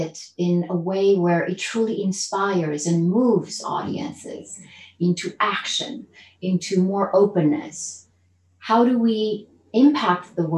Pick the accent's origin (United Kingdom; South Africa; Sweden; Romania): Romania; Transylvania; now in California, United States; I grew up in a communist country. So I was born in Transylvania, Romania